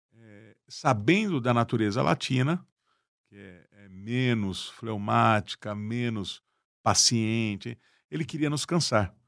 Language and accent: Portuguese; Brazil